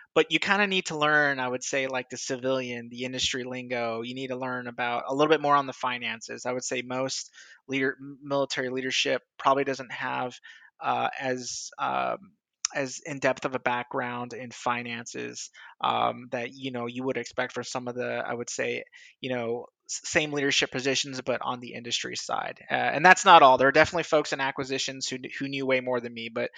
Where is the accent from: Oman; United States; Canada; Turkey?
United States; California; also born or lived in San Diego / Los Angeles; I'm originally from Southern California. I've lived in a lot of different places in the United States, but I like to claim the San Diego, LA area kind of is home.